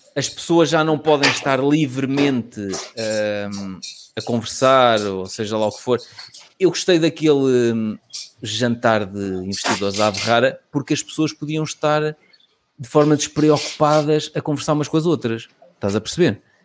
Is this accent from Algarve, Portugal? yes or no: no; Lisbon, Portugal; sou de Lisboa